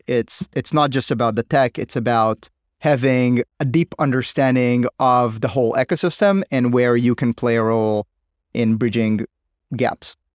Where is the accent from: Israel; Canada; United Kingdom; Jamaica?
Israel; I was like everybody from Israel, you know, serving in the military